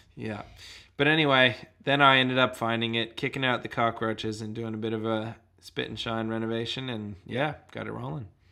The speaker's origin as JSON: {"language": "English", "town": "Boston", "region": "Massachusetts", "country": "United States", "also_born_or_lived": "Sunshine Coast, Australia", "moved": "yes", "lives_now": "Australia", "said": "I originally hail from the shores of Boston on the east coast"}